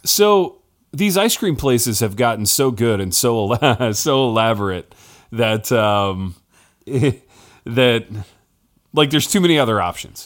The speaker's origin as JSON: {"language": "English", "town": "Hartford City", "region": "Indiana", "country": "United States", "tie": "born or raised there", "moved": "yes", "said": "in my hometown, Hartford City, Indiana"}